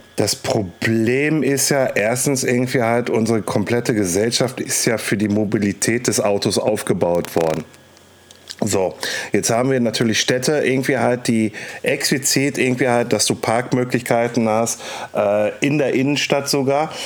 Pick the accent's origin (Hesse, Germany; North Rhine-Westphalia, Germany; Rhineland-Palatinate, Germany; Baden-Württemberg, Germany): North Rhine-Westphalia, Germany; Castrop-Rauxel; bei mir in meiner Heimatstadt Castrop-Rauxel